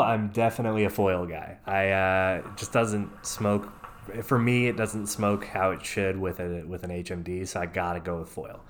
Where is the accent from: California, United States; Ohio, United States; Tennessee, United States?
Tennessee, United States; I'm from East Tennessee, uh, or I lived in East Tennessee for a while, but from Tennessee, born and raised